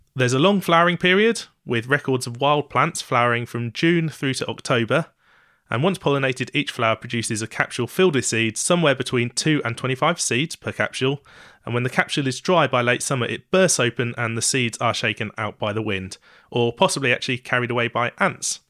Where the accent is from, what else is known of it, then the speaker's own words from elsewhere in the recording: East Anglia, East of England, United Kingdom; I'm from East Anglia